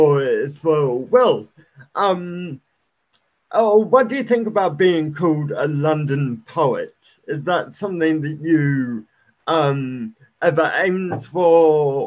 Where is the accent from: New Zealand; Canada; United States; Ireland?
New Zealand; also born or lived in United Kingdom; I was born in the UK. And then I moved over to New Zealand, and yeah, I've been living in New Zealand like my whole life.